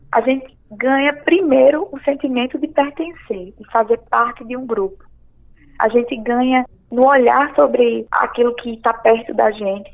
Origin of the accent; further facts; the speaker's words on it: Pernambuco, Brazil; now in João Pessoa, Brazil; vou falar contigo como pernambucano. Lá na minha cidade, quando a gente nasce, a gente já nasce sabendo que é pernambucano